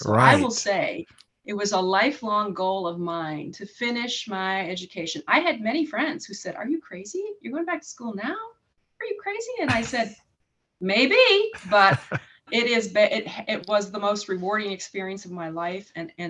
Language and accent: English; Milwaukee, Wisconsin, United States; also born or lived in Illinois / Minnesota; Well, I am Midwest born and raised. I was born in Wisconsin, Milwaukee. And then we kind of jumped around the Midwest a little bit, did a stint in Illinois and then Minnesota and then back to Illinois.